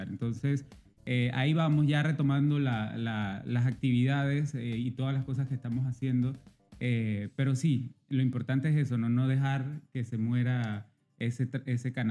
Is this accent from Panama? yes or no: yes; Veraguas, Panama; soy de, de, Veragua